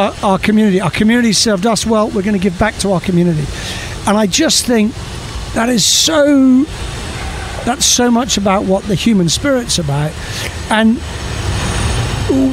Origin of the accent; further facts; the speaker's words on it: Scotland, United Kingdom; moved away as an adult; now in United States; describe myself as a Scotsman running a Polish vodka